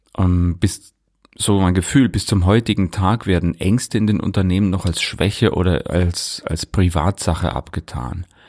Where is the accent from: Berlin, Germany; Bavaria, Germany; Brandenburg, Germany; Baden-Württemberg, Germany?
Bavaria, Germany; Leuchtenberg; in meinem Heimatdorf in Leuchtenberg